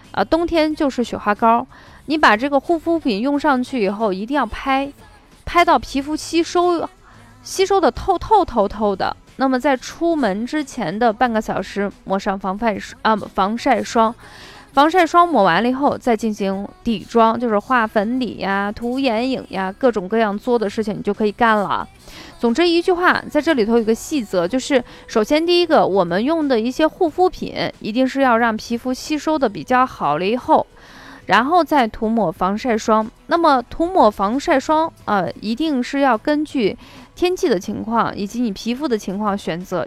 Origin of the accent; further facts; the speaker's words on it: Shaanxi, China; also born or lived in Qinghai; 回到陕西以后